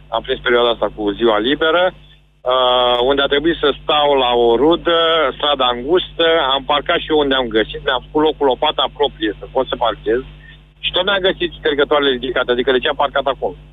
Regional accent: Galați, Galați County, Romania; nu sunt din București, sunt din Galați

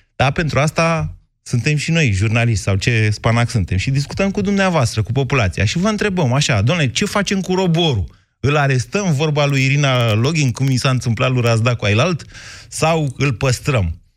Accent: Romania; suntem români

